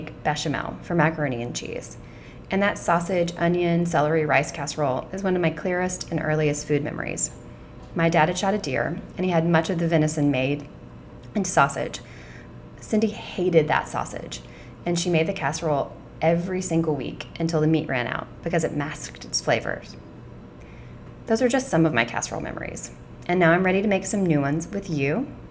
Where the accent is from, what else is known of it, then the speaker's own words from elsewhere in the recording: South Georgia, United States; I grew up in South Georgia with a working mom